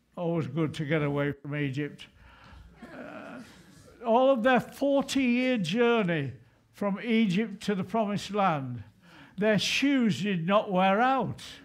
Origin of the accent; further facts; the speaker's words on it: England, United Kingdom; I'm not a Scot, I hasten to say. I'm proudly English, not British, English